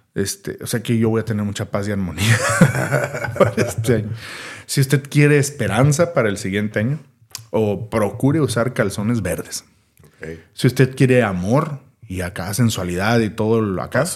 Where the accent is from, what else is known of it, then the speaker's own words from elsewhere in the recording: Mexico; Nosotros como mexicanos